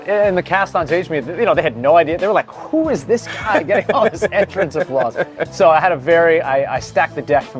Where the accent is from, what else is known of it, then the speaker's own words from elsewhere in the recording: New York, United States; I grew up just about an hour, hour or so upstate.